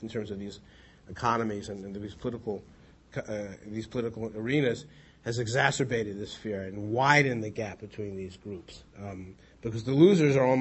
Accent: United States; an American secular Jew

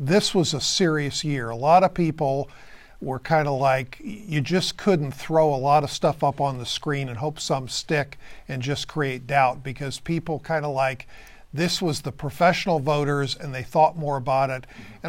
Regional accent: Coshocton County, Ohio, United States; I grew up in Coshocton County, a more conservative rural county

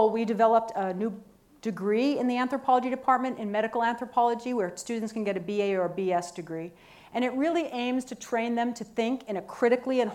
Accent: United States

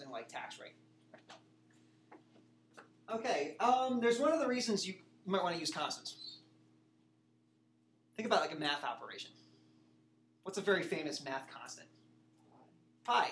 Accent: New Jersey, United States; now in Ohio, United States; I'm from New Jersey

